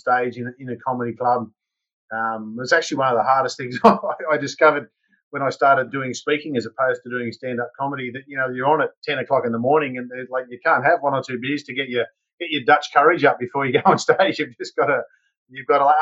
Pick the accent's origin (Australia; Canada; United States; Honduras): Australia; Newcastle, New South Wales; also born or lived in United Kingdom; now in Noosa, Australia; I'm originally from a town called Newcastle, which is about 2 hours north of Sydney.